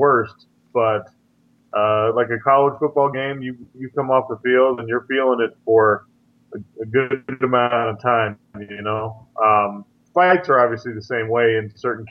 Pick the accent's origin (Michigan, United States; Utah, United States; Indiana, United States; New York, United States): Utah, United States; Sandy; Growing up in Salt Lake City, Utah, a suburb called Sandy